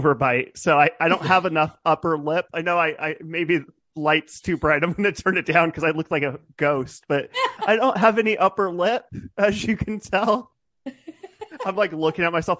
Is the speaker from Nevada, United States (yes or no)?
yes; Nevada, United States; born or raised there; also born or lived in Hayward, California / Reno, Nevada; now in Sacramento, United States